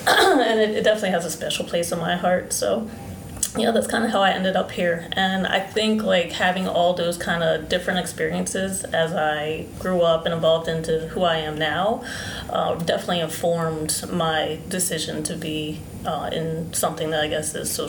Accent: Coatesville, Pennsylvania, United States; So I grew up outside of Philadelphia in a small town called Coatesville, Pennsylvania. It's in the suburbs. It's about 45 minutes away. I grew up on a farm. My mother is Christian, or was Christian, and my father was Muslim.

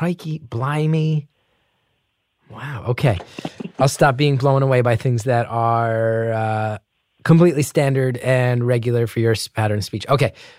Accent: New Jersey, United States; accent: New Jersey; I grew up with a very heavy New Jersey accent, which not many people know the real version of.

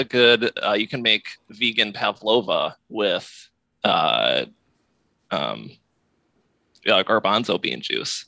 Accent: Iowa, United States; now in Alexandria, Virginia, United States; I grew up in Iowa

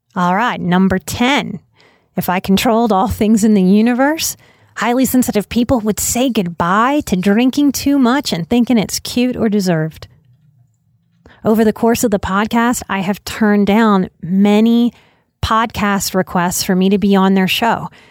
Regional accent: New Orleans, Louisiana, United States; I come from New Orleans

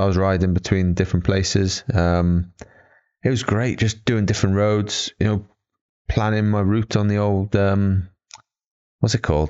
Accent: Auckland, New Zealand; So we're 21 from New Zealand, went from Auckland to LA.

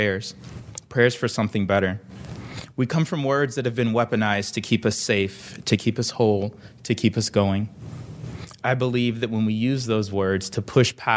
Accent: Liberia; moved away; I am from Liberia, a fiercely independent and resilient little country off of the coast of West Africa.

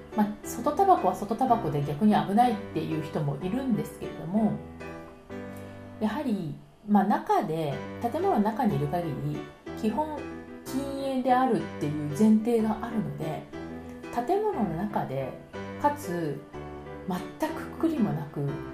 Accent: Tokyo, Japan; moved away as an adult; also born or lived in France; now in Paris, France; 東京出身

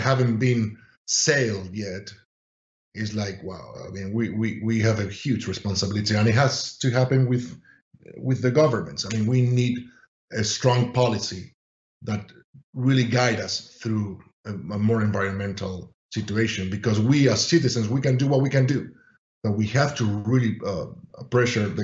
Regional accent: Spain; moved away as an adult; I'm from Spain

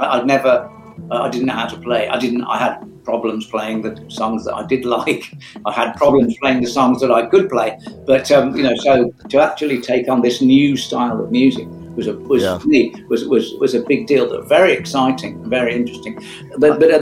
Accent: Kettering, East Midlands, United Kingdom; I was brought up in Kettering, Northamptonshire, you know, tiny little East Midlands market town

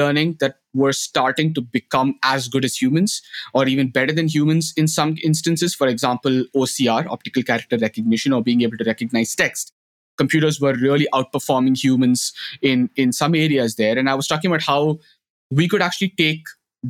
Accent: India; moved away as an adult; now in Netherlands; a blind school in my hometown in India

